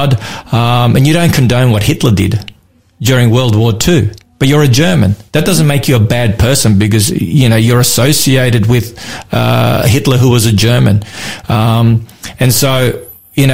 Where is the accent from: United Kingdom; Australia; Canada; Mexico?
Australia; I'm an Aussie